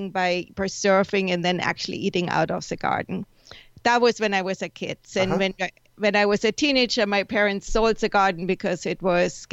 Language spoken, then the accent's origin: English; Germany; now in San Diego, United States; I grew up in Germany